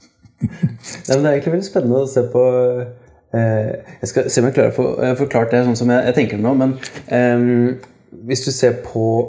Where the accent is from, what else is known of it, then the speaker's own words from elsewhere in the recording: Kongsberg, Buskerud, Norway; moved away; jeg kommer fra Kongsberg sjøl